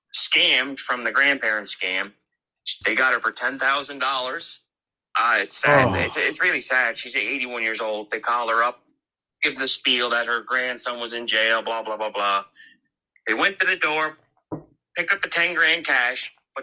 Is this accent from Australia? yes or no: no; Cape Breton, Nova Scotia, Canada; Well, the reason why I'm messaging you guys is because I'm from Cape Breton.